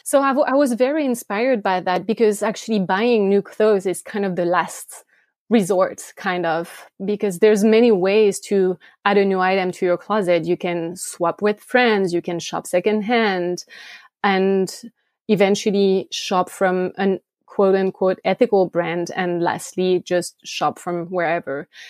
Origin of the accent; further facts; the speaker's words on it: France; English is a second language; moved away as an adult; also born or lived in Switzerland; now in United States; I grew up in France